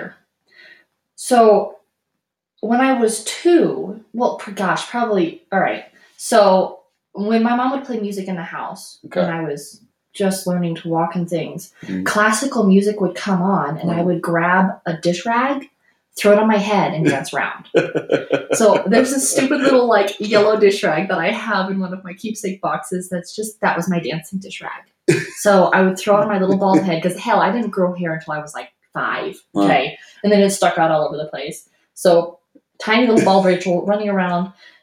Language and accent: English; Colorado, United States; also born or lived in Houston; I was born in Colorado